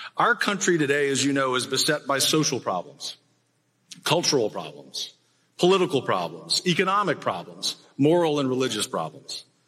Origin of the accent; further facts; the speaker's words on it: Texas, United States; as a Texan